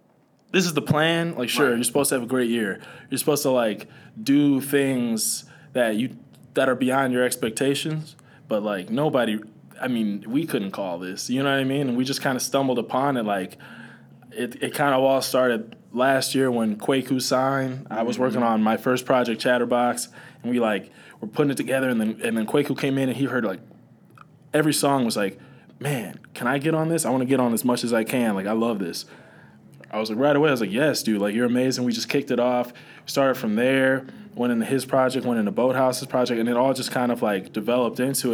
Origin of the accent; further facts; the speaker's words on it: Milwaukee, Wisconsin, United States; I'm from Milwaukee